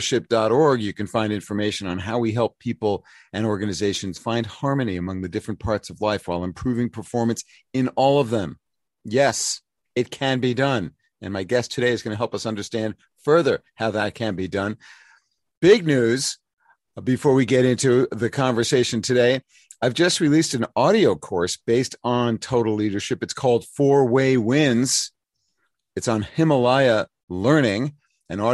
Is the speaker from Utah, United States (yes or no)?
no; New York City, New York, United States; New School in New York City, my hometown